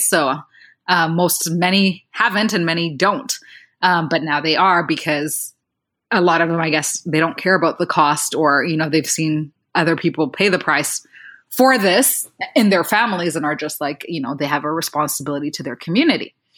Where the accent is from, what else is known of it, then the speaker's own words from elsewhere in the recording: Rwanda; I come from Rwanda, which is a country in Central Africa